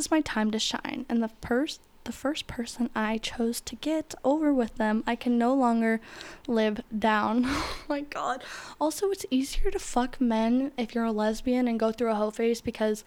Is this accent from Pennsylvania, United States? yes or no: no; Florida, United States; I grew up in Florida